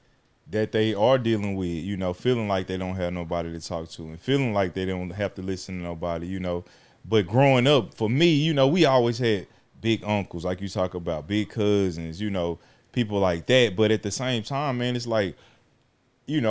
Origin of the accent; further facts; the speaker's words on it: Texas, United States; also born or lived in Alabama; growing up in Texas, as a youngster coming from Alabama